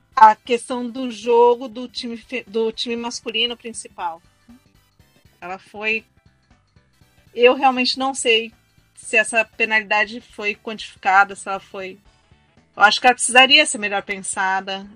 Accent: Brazil; eu sou brasileiro

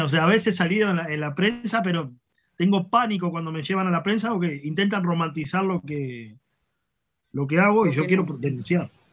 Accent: Uruguay; si bien soy uruguayo

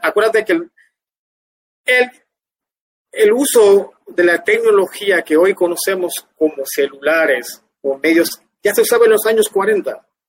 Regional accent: Guna Yala, Panama; also born or lived in Ustupu / Cartí; Yo nací en Eustupuyu y Ogopsukum, pero mi infancia, los primeros 3, 4, 5 años creo que yo viví, viví en el sector Cartí

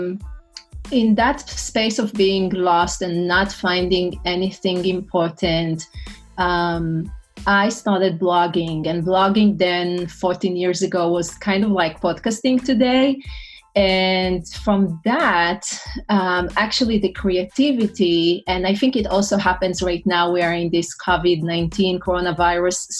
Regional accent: Israel; English is a second language; moved away as an adult; also born or lived in New York City, United States; now in North Carolina, United States; originally I'm from Israel.

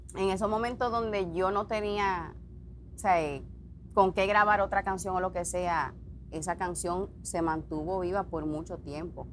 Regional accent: Dominican Republic; now in Puerto Rico; Yo tuve que salir de la República Dominicana

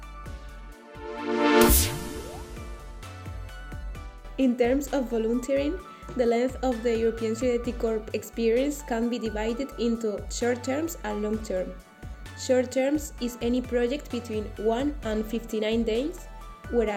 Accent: Spain; from Spain

